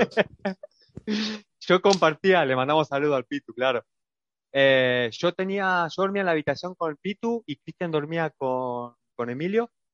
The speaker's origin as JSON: {"language": "Spanish", "country": "Argentina", "moved": "as an adult", "lives_now": "Bratislava, Slovakia", "said": "soy una persona argentina"}